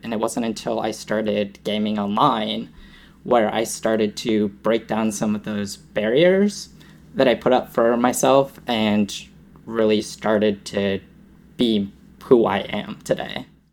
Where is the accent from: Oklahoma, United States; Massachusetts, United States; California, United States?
Massachusetts, United States; born and raised in Massachusetts